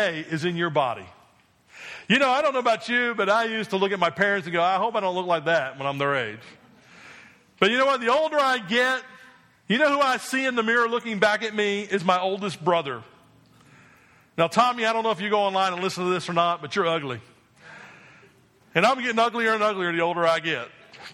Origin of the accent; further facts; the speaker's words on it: New Jersey, United States; I grew up in New Jersey